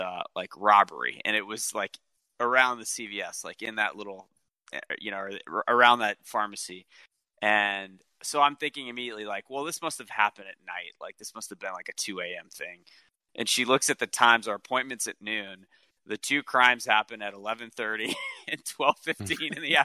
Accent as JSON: {"language": "English", "town": "New Orleans", "region": "Louisiana", "country": "United States", "also_born_or_lived": "Metairie", "moved": "yes", "lives_now": "Virginia, United States", "said": "I'm from New Orleans"}